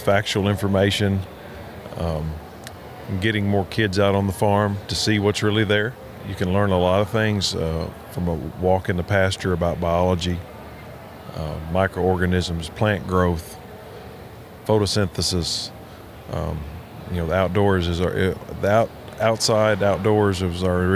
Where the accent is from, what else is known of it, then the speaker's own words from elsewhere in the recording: Henry County, Tennessee, United States; I grew up in Henry County, Tennessee, right down the road from Discovery Park here